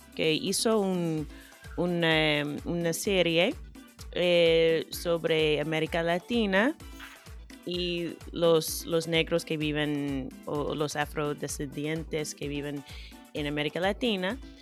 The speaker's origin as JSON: {"language": "Spanish", "country": "United States"}